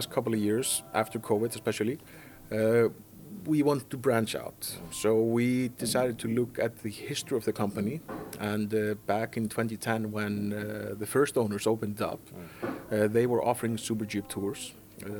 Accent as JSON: {"language": "English", "town": "Reykjavik", "region": "Capital Region", "country": "Iceland", "tie": "born or raised there", "second_language": "English", "moved": "as an adult", "lives_now": "Egilsstaðir, Iceland", "said": "I'm born and raised in Reykjavik"}